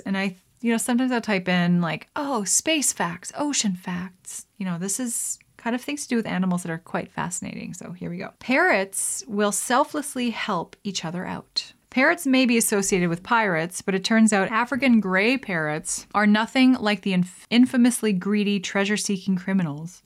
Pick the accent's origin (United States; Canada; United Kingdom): Canada; as a Canadian